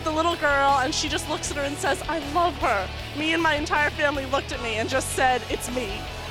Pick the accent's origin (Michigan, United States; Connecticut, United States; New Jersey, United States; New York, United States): New York, United States; I'm from New York State.